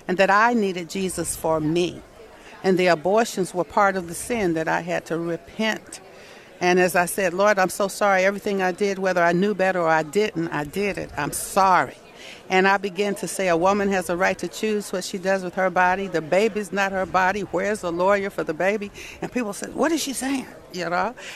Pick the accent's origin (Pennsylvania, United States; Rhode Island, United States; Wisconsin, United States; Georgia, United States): Georgia, United States; Atlanta; I was born in Atlanta, Georgia in 1951